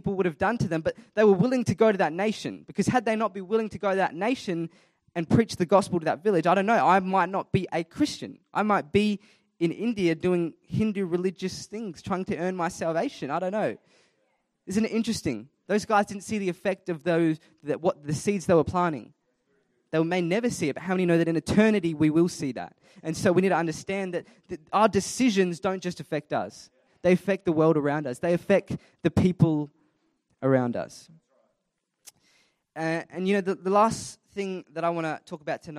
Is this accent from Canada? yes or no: no; Adelaide, South Australia, Australia; I was born and raised in Adelaide, South Australia, born in Flinders Hospital